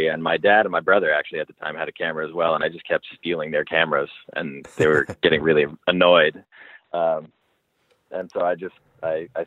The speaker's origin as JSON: {"language": "English", "town": "Los Angeles", "region": "California", "country": "United States", "tie": "born or raised there", "said": "I grew up in L.A., specifically in Hollywood, kind of like right by the Hollywood Bowl"}